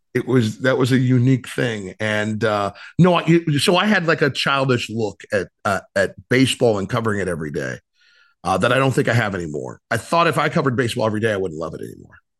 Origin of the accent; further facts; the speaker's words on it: Ohio, United States; moved away as an adult; also born or lived in Cleveland, Ohio / Cincinnati, Ohio / South Florida; what a fun childhood, uh, growing up in Ohio